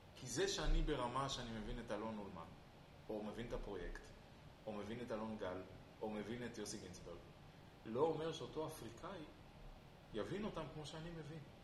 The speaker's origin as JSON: {"language": "Hebrew", "country": "Israel", "said": "אני ישראלי ואני חי בישראל"}